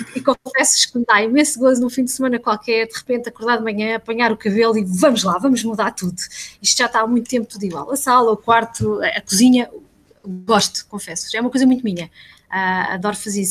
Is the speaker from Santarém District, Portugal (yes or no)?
yes; Santarém, Santarém District, Portugal; sou ribatejana, nascida e criada em Santarém